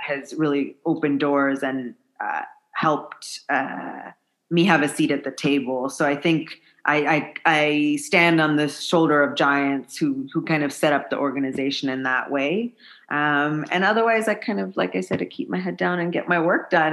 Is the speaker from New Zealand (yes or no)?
no; United States; moved away as an adult; now in Malawi; being an American woman